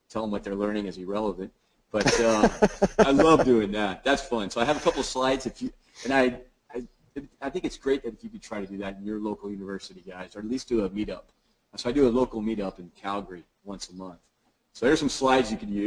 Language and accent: English; Dallas, Texas, United States; now in Canmore, Canada; I'm from Dallas, but I live in a town called Canmore, which is next to Banff